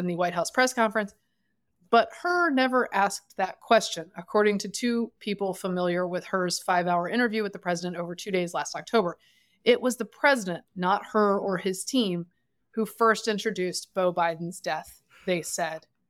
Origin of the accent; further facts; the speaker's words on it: the South, United States; I am from the South